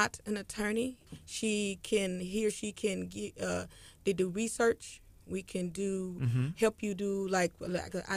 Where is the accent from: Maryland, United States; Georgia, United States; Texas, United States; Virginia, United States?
Texas, United States; Brenham; I grew up in Brenham, Texas for 18 years